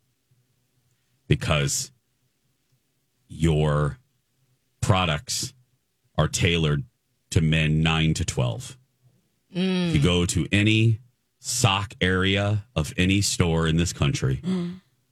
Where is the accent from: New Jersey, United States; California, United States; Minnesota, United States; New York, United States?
Minnesota, United States